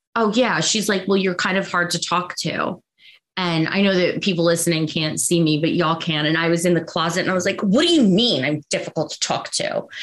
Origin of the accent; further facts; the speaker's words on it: New York, United States; also born or lived in Long Island, New York; born in New York, raised, then moved to Long Island